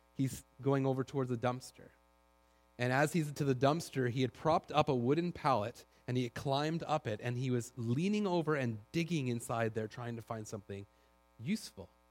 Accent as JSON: {"language": "English", "town": "Duncan", "region": "British Columbia", "country": "Canada", "tie": "born or raised there", "moved": "yes", "lives_now": "Langley, Canada", "said": "I grew up in Duncan"}